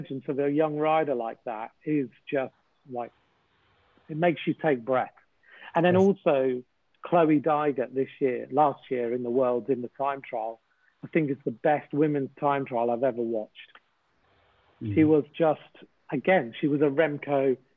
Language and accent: English; United Kingdom; also born or lived in Winchester; as a British person